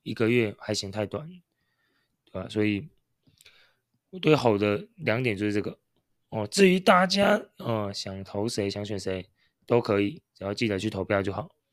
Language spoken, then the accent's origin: Chinese; Taiwan; 我们是台湾人